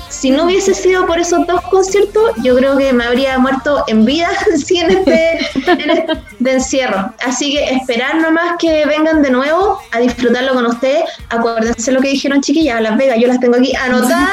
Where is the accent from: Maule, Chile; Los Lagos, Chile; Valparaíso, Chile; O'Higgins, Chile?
Valparaíso, Chile; yo soy de Valparaíso